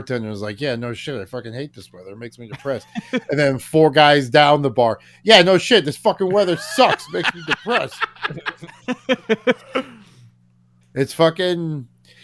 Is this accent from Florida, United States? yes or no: yes; Florida, United States; also born or lived in Colorado; I'm from Florida, right? You know what I mean? Just this poor little Florida boy, which is sad because I was born in Colorado